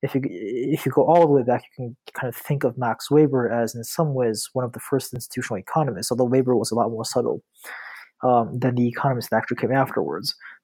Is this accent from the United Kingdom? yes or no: no; Beijing, China; also born or lived in Tianjin / Buffalo; So I'm a Chinese native. I was born in Tianjin, which is like an hour south of Beijing. And I grew up, I spent most of my childhood in Beijing, with the exception of 5 years that I spent in Buffalo